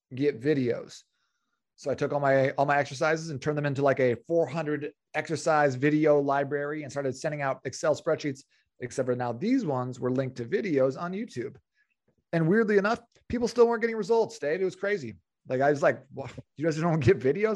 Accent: Phoenix, Arizona, United States; I was born and raised in Phoenix, uh, which is where I'm currently living with my wife

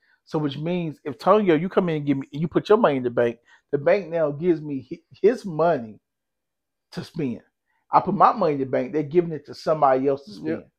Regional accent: United States; we as American people

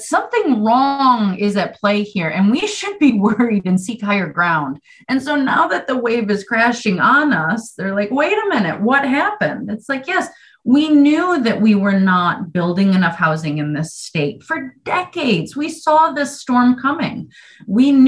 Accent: Western New York, United States; moved away as an adult; now in Vermont, United States; if you can't tell by a slight accent, that I'm not from Vermont. And so I've only been here about 20 years. And being from New York, Western New York

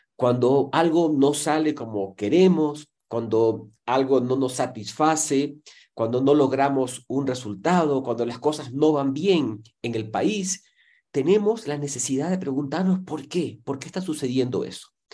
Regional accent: Ecuador; en mi país, en Ecuador

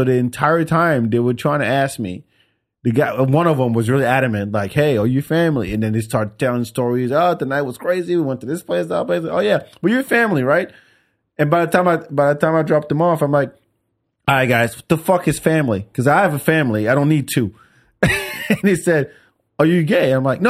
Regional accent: Senegal; Oh, I mean, the country where I'm from Senegal, West Africa.

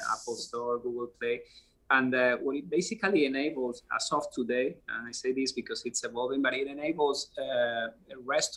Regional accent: Spain; English is a second language; moved away as an adult; now in United States; I'm original from Europe, from Spain, as you can probably see from my accent

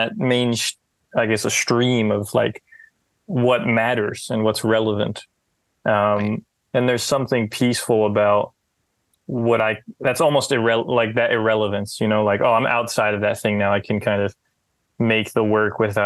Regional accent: New Jersey, United States; I'm from a suburb of New Jersey.

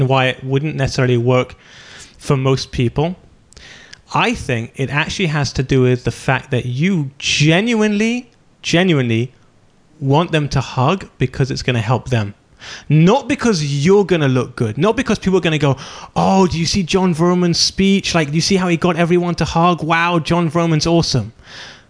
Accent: United Kingdom; I'm British

